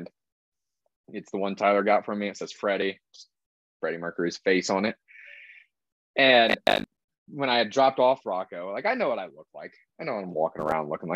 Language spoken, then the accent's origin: English; Mexico; I'm Mexican